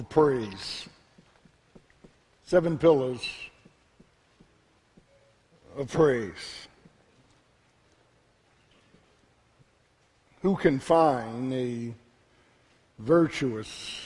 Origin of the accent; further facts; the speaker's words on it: Philadelphia, Pennsylvania, United States; My 17 years growing up in South Philadelphia